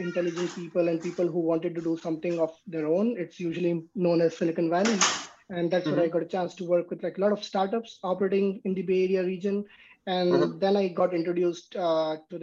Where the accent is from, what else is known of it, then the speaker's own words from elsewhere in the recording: India; moved away as an adult; also born or lived in San Jose / Seattle, Washington / Vancouver; now in East Coast, United States; I come from India